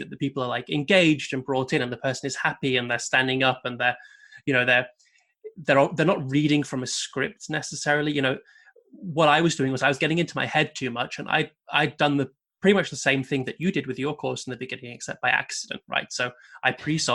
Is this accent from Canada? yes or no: no; United Kingdom; being British